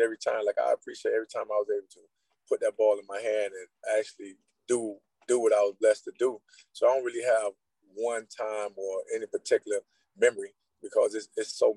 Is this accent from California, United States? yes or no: no; Immokalee, Florida, United States; I grew up in Immokalee